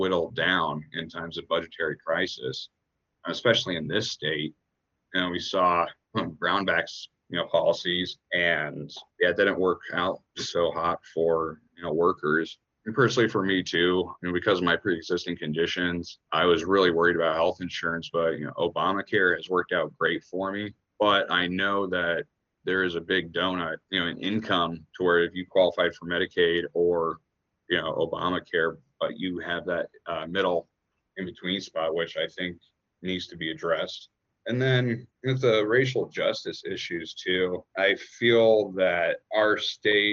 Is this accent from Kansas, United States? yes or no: yes; Lawrence, Kansas, United States; also born or lived in Minneapolis, Minnesota; growing up in Lawrence and going to a new school